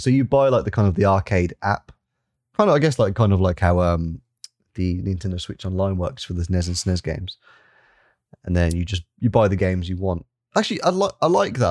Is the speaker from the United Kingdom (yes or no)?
yes; England, United Kingdom; I'm an English gentleman